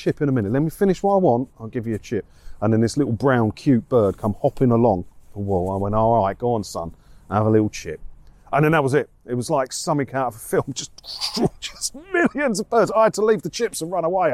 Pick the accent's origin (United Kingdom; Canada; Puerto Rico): United Kingdom; Maldon, East of England; also born or lived in Clacton-on-Sea, Essex; I grew up, I was born in Clacton and then I moved to Maldon just over there.